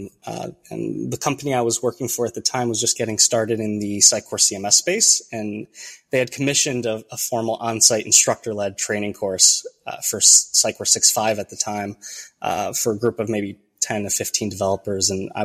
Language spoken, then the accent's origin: English; Chicago, Illinois, United States; first language Romanian; English is a second language; I was born and raised in the Chicagoland area of Illinois in the United States, where I currently live with my wife, our three children, and two dogs.